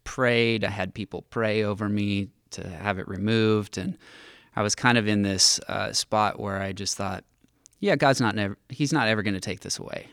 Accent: Villa Park, California, United States; also born or lived in Santa Barbara; I grew up in North County, Orange County

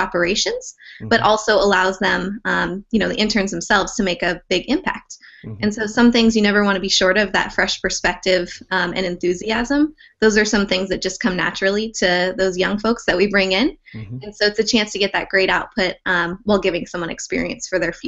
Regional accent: Southern California, United States; moved away as an adult; now in New Jersey, United States; I was born and raised in Southern California

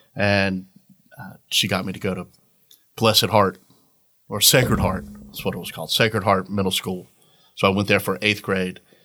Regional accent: Orange Park, Florida, United States; moved away; also born or lived in Virginia; I grew up in Orange Park, lived there until I moved here

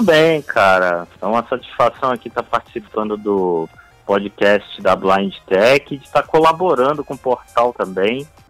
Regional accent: Rio de Janeiro, Brazil; Sou uma pessoa que gosto muito também de praia, como bom carioca

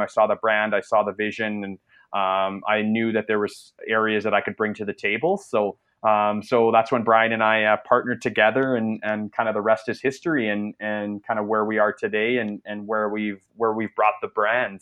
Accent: Canada; I'm I'm Canadian, so I'm actually uh, north of the border.

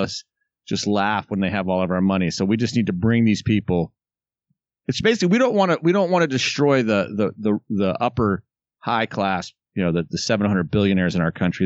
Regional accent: the South, United States; I was raised in the South in an incredibly progressive family

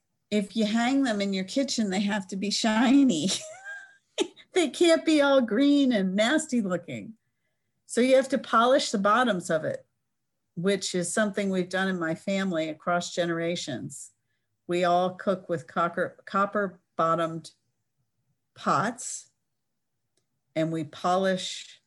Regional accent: Cape Cod, Massachusetts, United States; I was born on Cape Cod

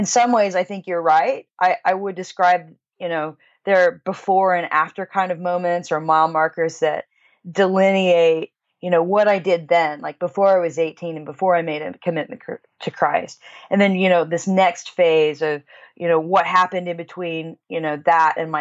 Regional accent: Kansas, United States; I grew up in Kansas, so it's the Midwest

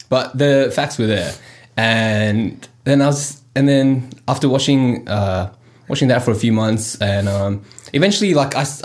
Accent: India; I'm Indian and my family's Hindu

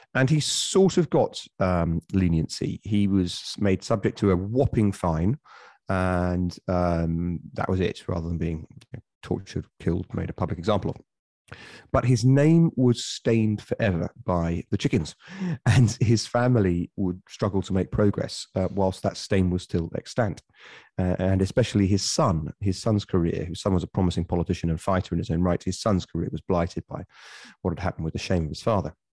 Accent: Bury St Edmunds, East of England, United Kingdom; my hometown of Bury Saint Edmunds

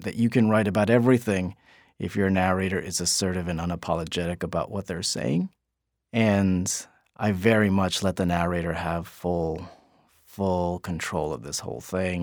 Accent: West New York, New Jersey, United States; It's called West New York, New Jersey

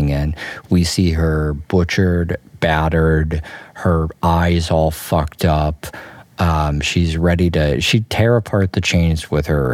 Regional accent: United States; I'm from America

